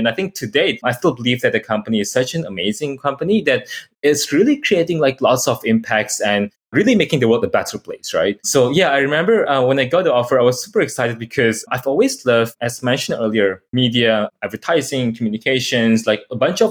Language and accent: English; Jakarta, Indonesia; moved away as an adult; also born or lived in Melbourne, Australia / Hong Kong / Singapore / Beijing, China; I am Indonesian, so I'm in Jakarta right now. I grew up in Jakarta until high school